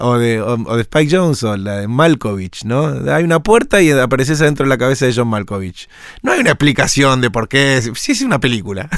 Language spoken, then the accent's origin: Spanish; Argentina; como somos los argentinos